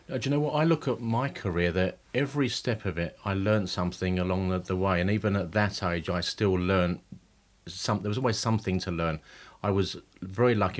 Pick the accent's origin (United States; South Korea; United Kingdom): United Kingdom; Romford, London; also born or lived in Stepney; I'm from Romford. My family's from Stepney, but my, I was brought up in Romford.